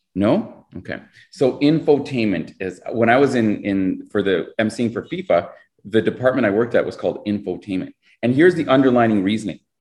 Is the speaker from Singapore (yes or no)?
no; Canada; we're Canadian.